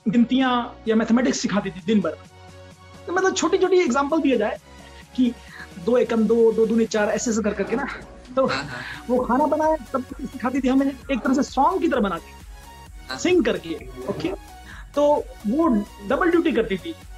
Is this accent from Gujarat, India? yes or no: no; Delhi, India; also born or lived in Chhapra, Bihar / Noida; दिल्ली में पैदा हुआ था हम्म। गोल मार्केट के एरिया में हम्म। मम्मी पापा यहाँ पे शुरू से ही आ गए थे ओरिजिनली हम छपरा बिहार से हैं